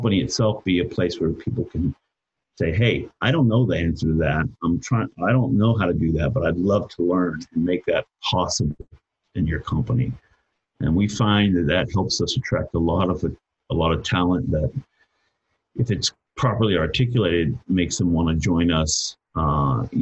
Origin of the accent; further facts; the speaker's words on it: United States; I'm an American